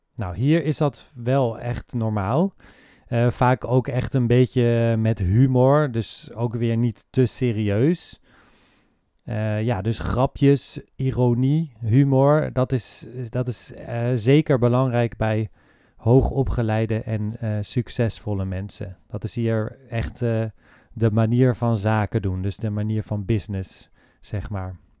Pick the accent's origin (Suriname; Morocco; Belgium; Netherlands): Netherlands; wij als Nederlanders